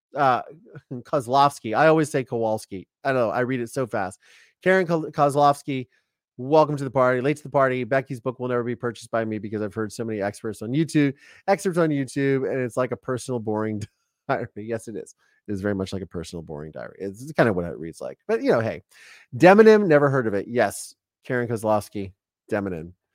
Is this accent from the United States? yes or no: yes; Ohio, United States; now in Southern California, United States; I've been very acclimated to Southern California, even though I'm from Ohio